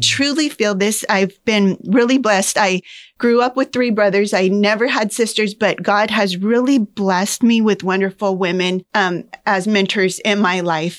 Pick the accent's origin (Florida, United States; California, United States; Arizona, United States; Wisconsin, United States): Arizona, United States; Pinal County; I was born and raised in Pinal County